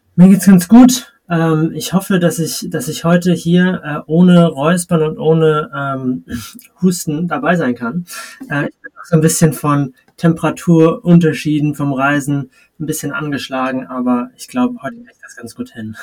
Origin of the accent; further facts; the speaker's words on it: Kiel, Schleswig-Holstein, Germany; moved away; also born or lived in Madrid, Spain; meine Heimatstadt ist Kiel